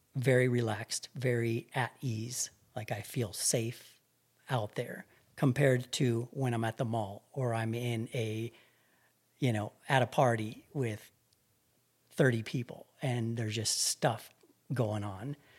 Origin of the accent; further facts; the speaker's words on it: Albuquerque, New Mexico, United States; I grew up right here in Albuquerque